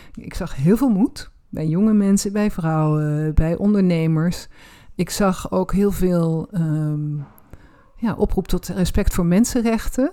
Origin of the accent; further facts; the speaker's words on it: Roermond, Limburg, Netherlands; Ik ben in Roermond opgegroeid